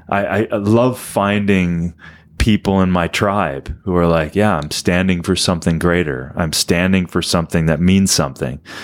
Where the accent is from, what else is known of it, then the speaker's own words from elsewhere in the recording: Minnesota, United States; Dan and I are from Minnesota